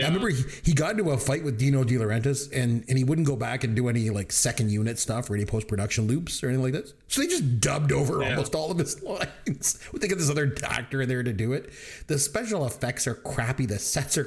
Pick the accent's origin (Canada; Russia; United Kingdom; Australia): Canada; I'm from Canada